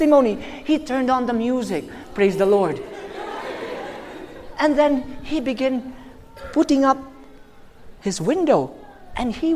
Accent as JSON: {"language": "English", "country": "Philippines", "said": "I'm from the Philippines."}